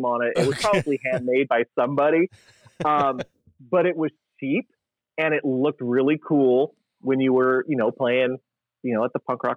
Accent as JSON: {"language": "English", "region": "California", "country": "United States", "also_born_or_lived": "Strathmore, Alberta, Canada", "said": "as a Californian"}